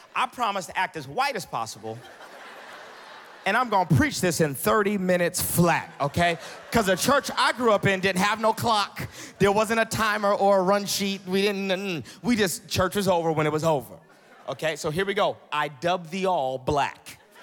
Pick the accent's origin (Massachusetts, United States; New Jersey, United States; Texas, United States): Massachusetts, United States; Boston; moved away as an adult; now in the South, United States; I'm originally from Boston, Massachusetts